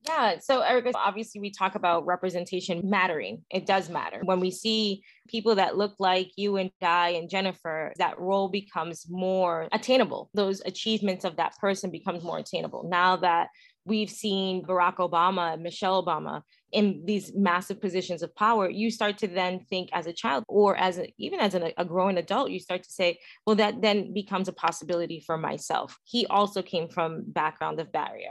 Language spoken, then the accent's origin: English; New York City, New York, United States; also born or lived in Ronkonkoma, Long Island; I'm from Williamsburg, and I went to school in Forest Hills in Queens